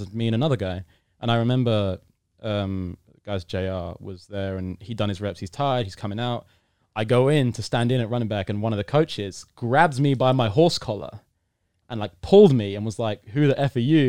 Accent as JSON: {"language": "English", "country": "United Kingdom", "said": "I'm British. British fans are pretty rowdy when it comes to sport."}